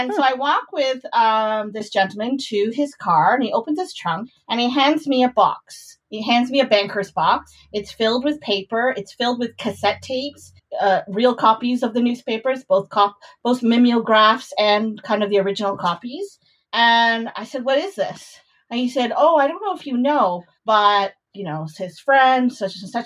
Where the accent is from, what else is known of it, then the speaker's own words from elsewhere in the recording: Canada; I grew up in Canada